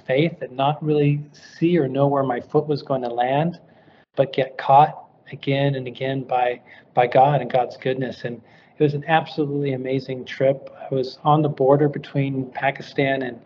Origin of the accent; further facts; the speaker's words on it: Santa Monica, California, United States; moved away as an adult; also born or lived in Kyrgyzstan; I was born in Santa Monica, California, grew up here